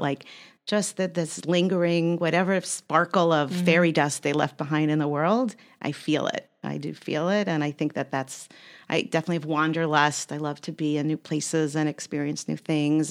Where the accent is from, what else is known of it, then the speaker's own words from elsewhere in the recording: United States; also born or lived in Zagreb, Croatia; I'm fourth generation American on my mother's side.